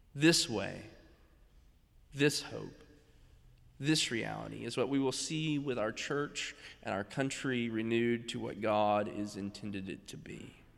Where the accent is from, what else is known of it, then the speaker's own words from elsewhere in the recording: North Carolina, United States; a conservatory in my home state